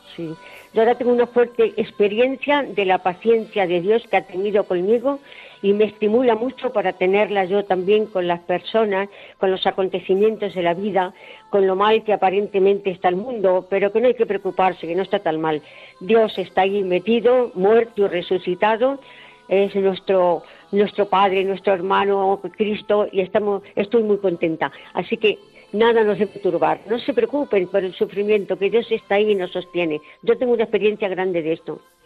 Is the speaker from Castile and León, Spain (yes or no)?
no; Puente del Arzobispo, Castilla-La Mancha, Spain; moved away as an adult; A mis 20 años yo soy de Puente del Arzobispo y vivía muy tranquilita en mi casa con mis padres, mis tíos, mis hermanos